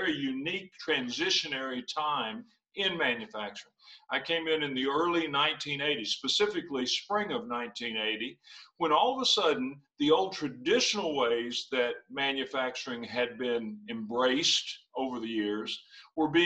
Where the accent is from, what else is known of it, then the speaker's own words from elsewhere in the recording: Western Kentucky, United States; I grew up in Western Kentucky on a farm